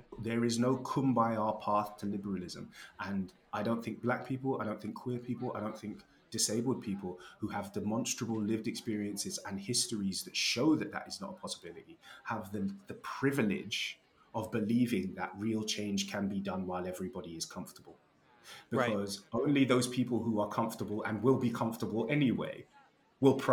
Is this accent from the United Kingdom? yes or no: yes; United Kingdom; I am black British